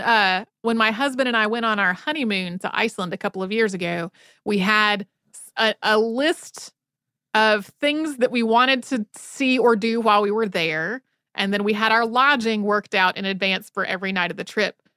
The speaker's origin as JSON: {"language": "English", "region": "North Carolina", "country": "United States", "tie": "born or raised there", "said": "growing up in North Carolina"}